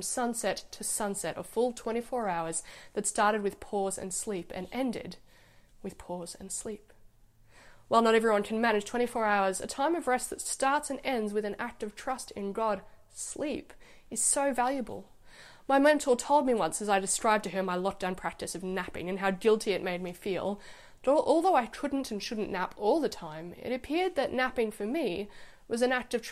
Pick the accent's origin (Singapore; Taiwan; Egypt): Egypt; moved away; When I grew up in Egypt, the weekend was Friday and Saturday